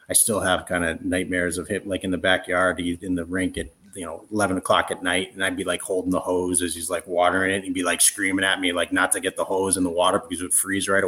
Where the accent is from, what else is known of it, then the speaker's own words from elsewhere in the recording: Rochester, New York, United States; growing up in Rochester, it was so cold and it snowed so much